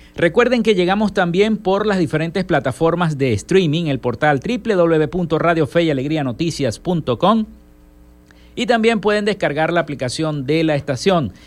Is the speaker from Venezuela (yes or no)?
yes; Zulia, Venezuela; nuestro Estado Zulia